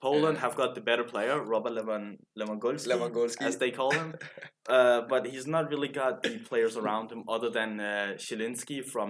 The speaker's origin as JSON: {"language": "English", "country": "Denmark", "second_language": "English", "said": "We're from Denmark."}